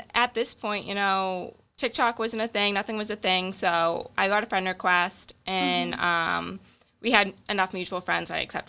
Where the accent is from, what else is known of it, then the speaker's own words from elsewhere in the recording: Boston, Massachusetts, United States; So I'm from East Boston.